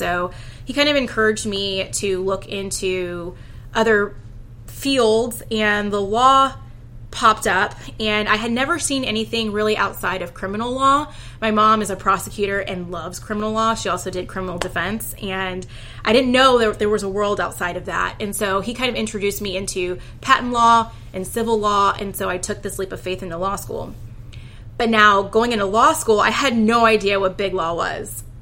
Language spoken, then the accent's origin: English; Houston, Texas, United States; So I am from Houston, Texas, born and raised, been here for all of my life.